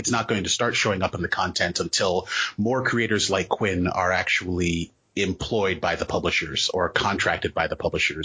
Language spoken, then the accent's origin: English; U.S. Virgin Islands; moved away as an adult; also born or lived in Maryland, United States; now in New England, United States; I am originally from the United States, Virgin Islands. Okay, I was born on St. Thomas. And so, yeah, when I moved there, I was born there, lived in Maryland for like 10 years, moved back for my teenage years, and then came up to New England for college.